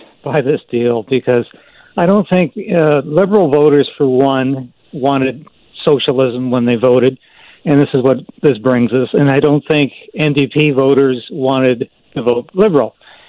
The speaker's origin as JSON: {"language": "English", "area": "Vancouver Island", "region": "British Columbia", "country": "Canada", "tie": "born or raised there", "said": "I grew up in Vancouver Island"}